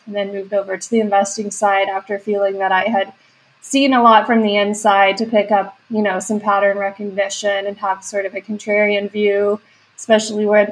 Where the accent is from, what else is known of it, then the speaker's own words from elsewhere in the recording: West Texas, United States; moved away; I'm originally from West Texas, had no exposure to startups there